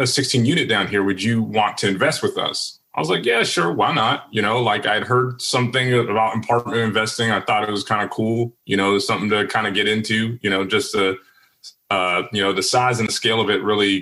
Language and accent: English; Virginia, United States; moved away; I'm from Virginia originally